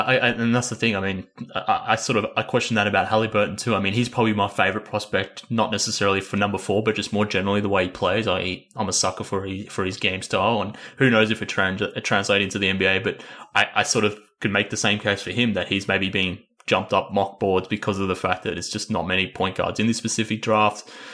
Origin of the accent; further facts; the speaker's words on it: Australia; I'm from Australia.